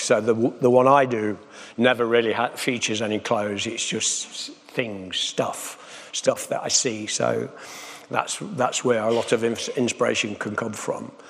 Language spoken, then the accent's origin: English; Nottingham, East Midlands, United Kingdom; I come from Nottingham